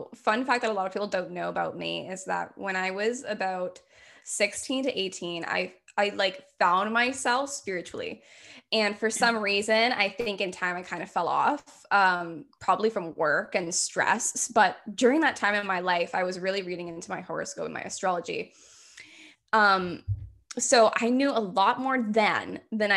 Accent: Hamilton, Ontario, Canada; also born or lived in Greater Toronto Area; born and raised in the Hamilton area, I've moved around the greater Toronto area, but back to my roots, here I am in Hamilton.

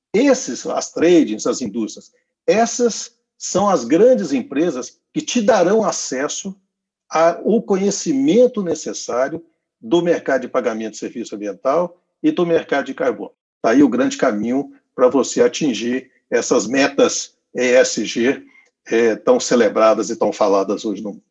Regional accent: Goiás, Brazil; eu sou goiano

